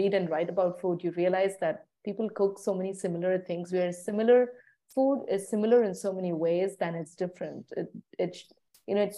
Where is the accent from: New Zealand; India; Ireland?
India; moved away as an adult; now in Copenhagen, Denmark; I was born and raised in India. I've traveled and lived in different parts of India as a child and as an adult.